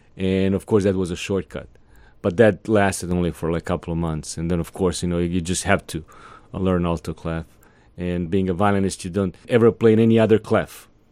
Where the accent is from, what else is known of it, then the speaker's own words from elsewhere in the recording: Serbia; also born or lived in Atlanta; now in Savannah, United States; In my neck of the woods, I come from Serbia, Eastern Europe.